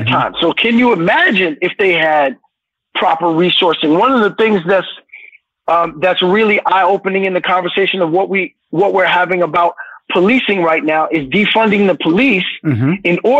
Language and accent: English; Brooklyn, New York, United States; So for me, I know that as a kid growing up in Brooklyn, I was impacted greatly when people took the time to invest energy in me.